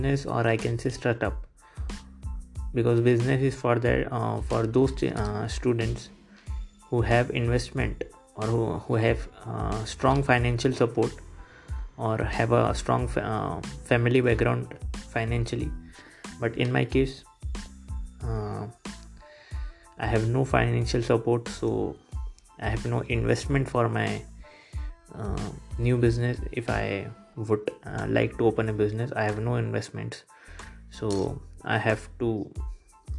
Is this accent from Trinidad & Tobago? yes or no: no; India; English is a second language; I'm from India